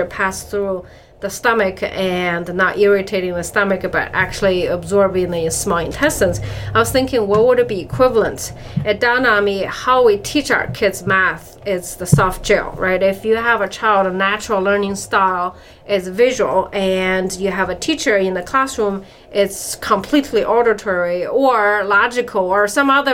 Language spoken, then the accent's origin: English; China; moved away; I grew up in China